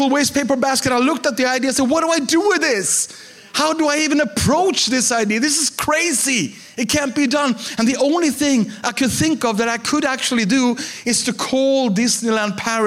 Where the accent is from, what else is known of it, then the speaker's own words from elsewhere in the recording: Sweden; I'm a pastor from Sweden